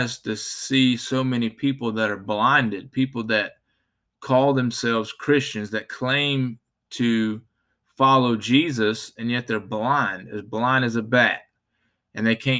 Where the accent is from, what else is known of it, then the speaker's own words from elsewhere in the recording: Spartanburg, South Carolina, United States; I'm from Spartanburg, South Carolina